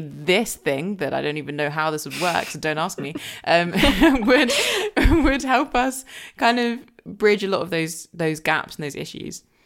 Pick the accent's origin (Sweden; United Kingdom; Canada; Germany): United Kingdom; Surrey, South East England; also born or lived in Jamaica; growing up in Surrey where I grew up